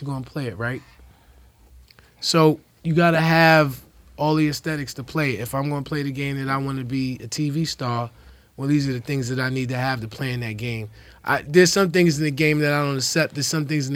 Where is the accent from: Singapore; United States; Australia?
United States; New York City, New York; now in Chicago, United States; I'm from New York City